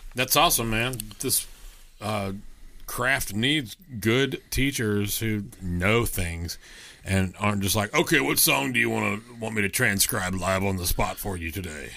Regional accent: Texas, United States; I'm from Texas

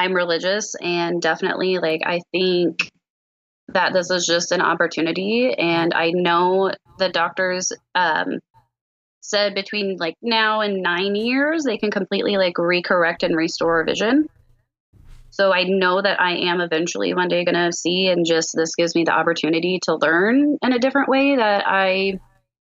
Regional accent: Liberty, Missouri, United States; I am from Liberty, Missouri

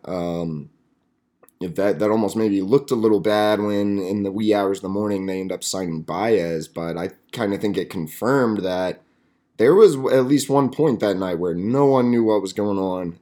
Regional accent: Amarillo, Texas, United States; my hometown of Amarillo, Texas

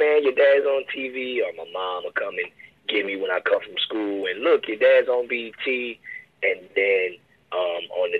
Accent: Baton Rouge, Louisiana, United States; I'm originally from South Baton Rouge, of course, so I went to, like, Magnolia Woods and Dufrog. In those two schools, those were my elementary years

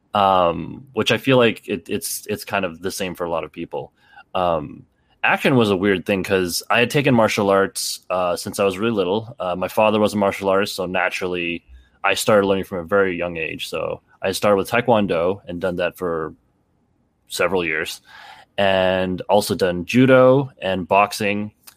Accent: Canada; also born or lived in Toronto; I grew up in a small town, so I'm from Canada, actually, um, and, uh, I had moved to Toronto, um, in my late teens

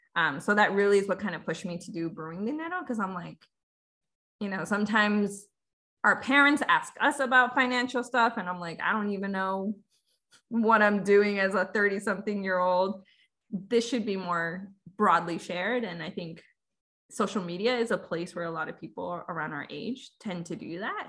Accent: California, United States; also born or lived in Veracruz, Mexico; So I was born in Mexico, Veracruz, but I came really young. So I have very little memories um, of growing up there. Um, my family and I moved to California, and I've been there pretty much ever since.

